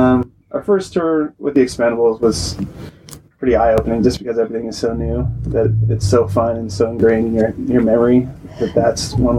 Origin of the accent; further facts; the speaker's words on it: Monterey, California, United States; Yeah, I'm from Monterey.